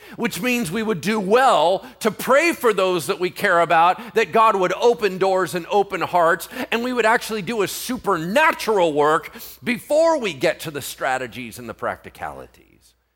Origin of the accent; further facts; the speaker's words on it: United States; I'm American